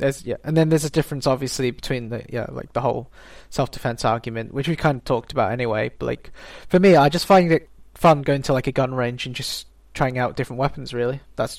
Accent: United Kingdom; as British people

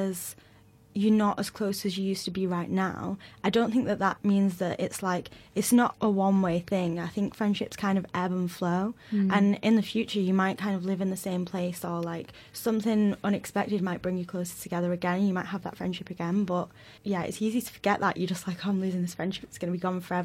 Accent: Manchester, North West England, United Kingdom; moved away as an adult; now in London, United Kingdom; I'm from Manchester, moving to London

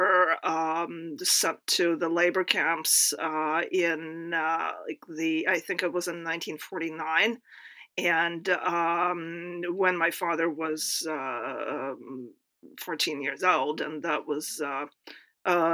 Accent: Moscow, Russia; moved away; I was born in Moscow

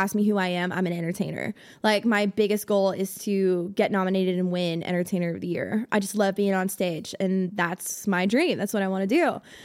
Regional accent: South Florida, United States; now in Nashville, United States; I'm originally from South Florida

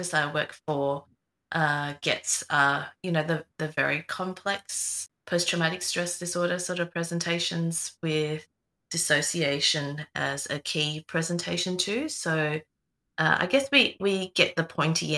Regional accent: Melbourne, Victoria, Australia; I'm from Melbourne

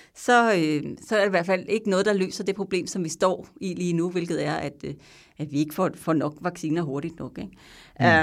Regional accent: Denmark; now in Belgium; man sidder der som dansker

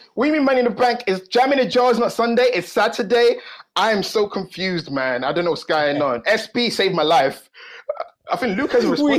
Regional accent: United Kingdom; I'm actually British, even though from time to time I do stray from the accent. Time to time, I am British. I am not the British of British, but I am British.

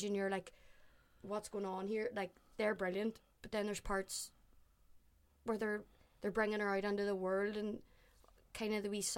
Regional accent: Ireland; because I'm Irish, and then I'm like, oh, he's actually doing an Irish accent.

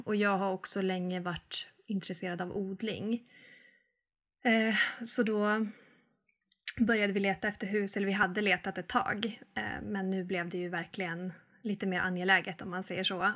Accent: Arvidsjaur, Norrbotten County, Sweden; now in Mellösa, Sweden; Jag kommer från Arvidsjaur, men just nu så bor jag i Mellösa

